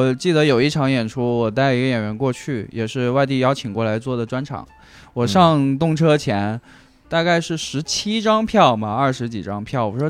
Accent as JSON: {"language": "Chinese", "region": "Guangxi", "country": "China", "lives_now": "Chengdu, China", "said": "对我广西人啊，但我。弄这个东西之前已经在成都待了很多年了，嗯，然后在之前在成都也做过电商"}